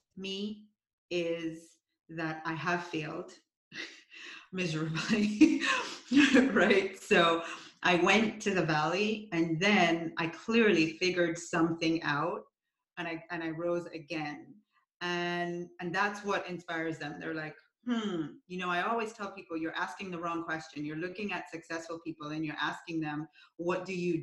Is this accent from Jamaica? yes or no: yes; Jamaica; moved away; I'm from Jamaica originally.